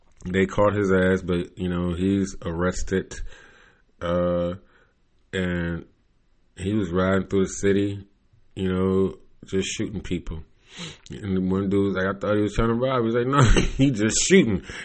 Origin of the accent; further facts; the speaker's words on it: Cleveland, Ohio, United States; I come from Cleveland